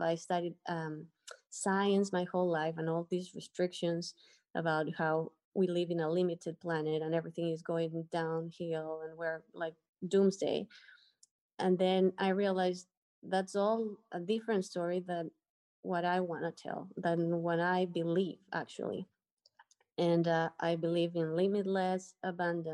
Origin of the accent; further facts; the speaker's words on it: Ecuador; moved away as an adult; now in Dominican Republic; I am from Ecuador, and I just moved to the Dominican Republic a little bit over a month ago.